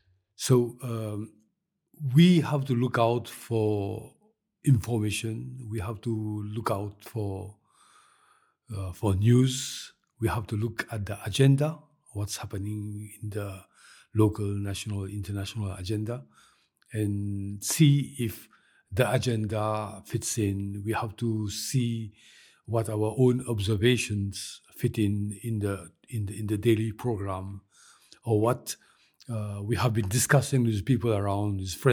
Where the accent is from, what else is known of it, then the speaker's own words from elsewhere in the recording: Mauritius; As you know, I am from Mauritius.